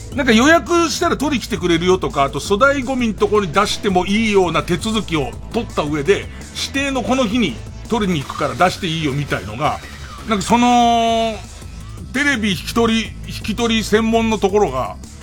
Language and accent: Japanese; Edokko, Tokyo, Japan; 江戸っ子としては